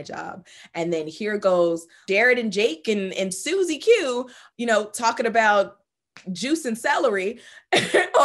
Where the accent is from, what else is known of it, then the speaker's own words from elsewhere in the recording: United States; being the American-born child of a Jamaican man, Guyanese woman who, you know, immigrated to this country